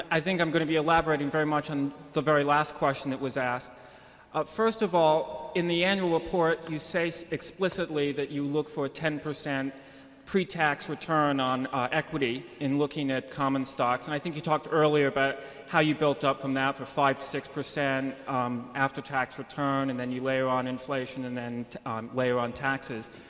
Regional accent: Arlington, Virginia, United States; Good afternoon. … from Arlington, Virginia.

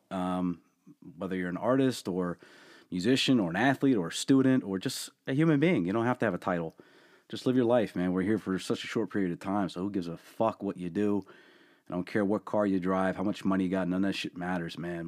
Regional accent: Allentown, Pennsylvania, United States; born and raised in Allentown

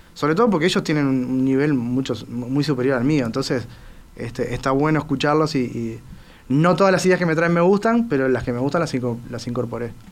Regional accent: Uruguay; como buen uruguayo

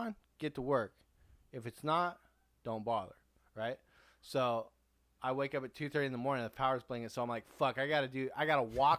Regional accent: San Diego, California, United States; we're from San Diego, and we're not from Texas

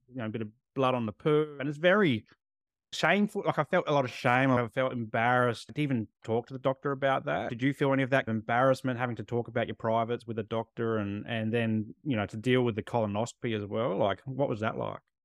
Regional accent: Adelaide, South Australia, Australia; I grew up in Adelaide

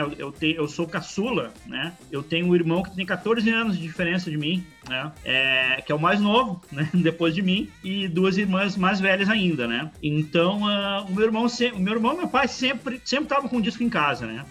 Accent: Santo Antônio da Patrulha, Rio Grande do Sul, Brazil; eu sou do interior do Rio Grande do Sul, né? Uma cidade chamada Santo Antônio da Patrulha

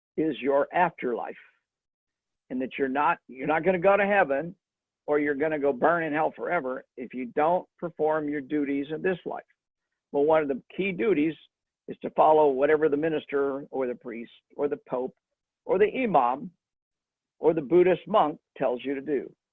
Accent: Kansas, United States; my home state, Kansas

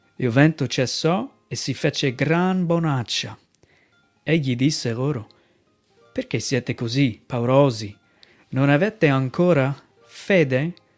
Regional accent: United States; Italian is a second language; moved away as an adult; also born or lived in Venice Mestre, Italy; now in Mestre, Italy; vengo dagli Stati Uniti

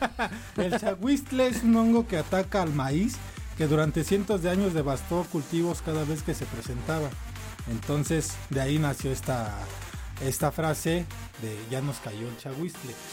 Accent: Mexico City, Mexico; accent: chilango; uno como chilango, que nos dicen chilangos, tiene una forma de hablar

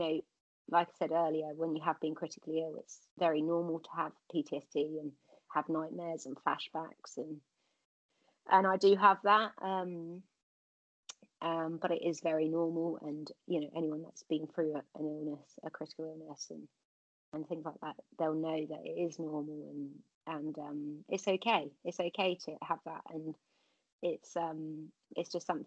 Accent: Cornwall, South West England, United Kingdom; I think it's part of being Cornish

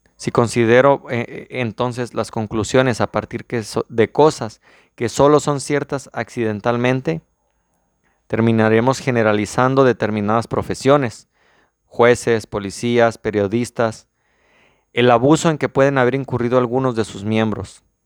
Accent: Mexico; soy mexicano

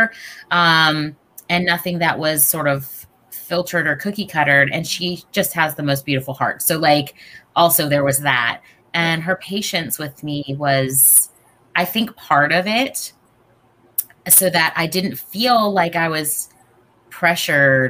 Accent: North Carolina, United States; growing up in North Carolina

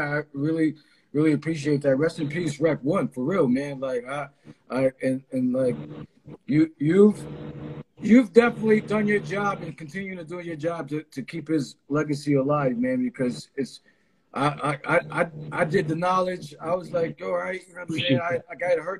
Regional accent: East Coast, United States; I'm from the East Coast.

